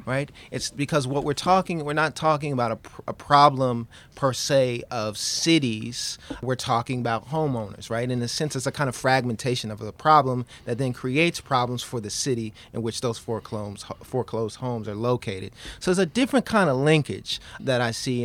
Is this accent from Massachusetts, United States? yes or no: no; New York City, New York, United States; I, I grew up in Queens, New York